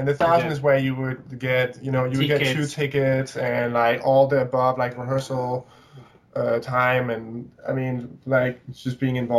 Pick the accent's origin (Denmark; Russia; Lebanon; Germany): Denmark; now in New York, United States; I'm from Denmark.